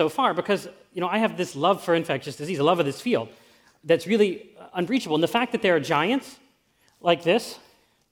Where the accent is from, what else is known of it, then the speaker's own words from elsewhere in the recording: Pittsburgh, Pennsylvania, United States; I'm from Pittsburgh too, and when I was a student at Carnegie Mellon